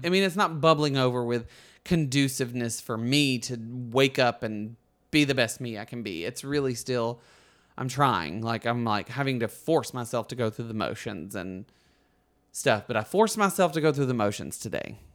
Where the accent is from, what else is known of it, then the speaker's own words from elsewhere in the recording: Alabama, United States; moved away as an adult; now in Los Angeles, United States; Books A Million is in my hometown